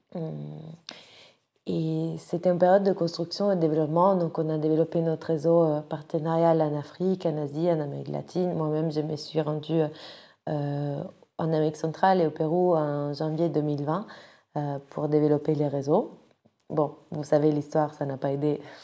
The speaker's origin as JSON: {"language": "French", "town": "Rome", "region": "Lazio", "country": "Italy", "moved": "as an adult", "lives_now": "France", "said": "je viens de Rome"}